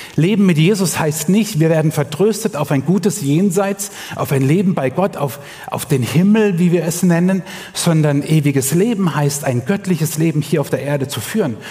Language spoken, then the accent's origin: German; Germany; Bei uns in Deutschland